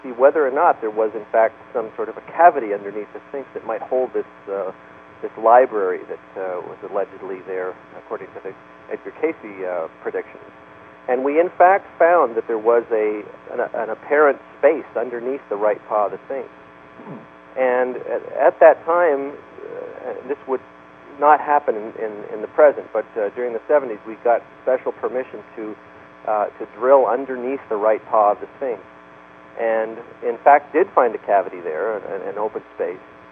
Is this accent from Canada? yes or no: yes; Canada; moved away; I'm Canadian by birth